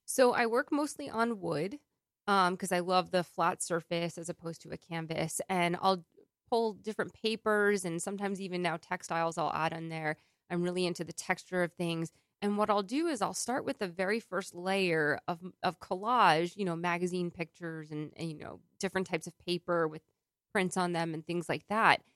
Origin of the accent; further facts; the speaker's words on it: New York, United States; as a New Yorker